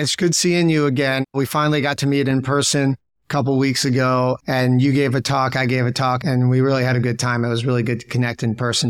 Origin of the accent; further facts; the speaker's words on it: New Jersey, United States; moved away as an adult; also born or lived in Chicago; now in Miami, United States; originally from New Jersey